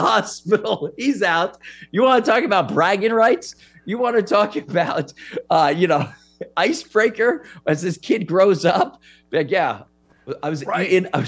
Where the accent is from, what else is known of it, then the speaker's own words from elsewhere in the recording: New York City, New York, United States; I'm from New York City